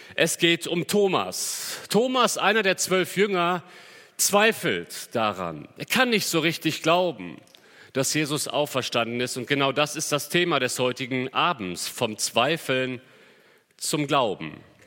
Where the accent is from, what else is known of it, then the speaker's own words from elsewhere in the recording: Cologne, North Rhine-Westphalia, Germany; als Kölner